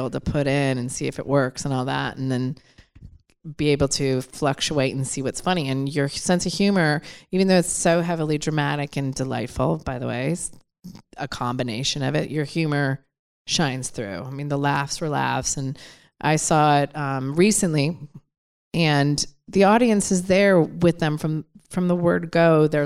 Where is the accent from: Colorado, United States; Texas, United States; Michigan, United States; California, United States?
Michigan, United States; Detroit; I'm from Detroit.